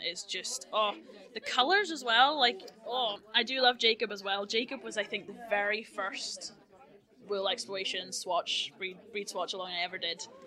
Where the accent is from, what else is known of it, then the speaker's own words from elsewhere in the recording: Northern Ireland, United Kingdom; I'm from Northern